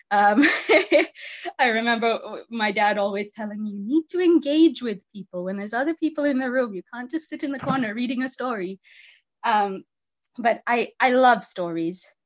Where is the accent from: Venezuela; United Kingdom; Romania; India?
India; Um, and I I grew up in in India. I was a missionary kid